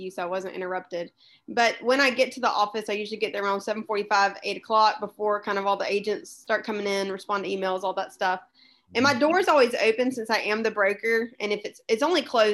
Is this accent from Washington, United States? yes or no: no; Columbus, Georgia, United States; moved away as an adult; now in Fairhope, United States; I'm originally from Columbus, Georgia, and my husband's job moved us to Fairhope in 2014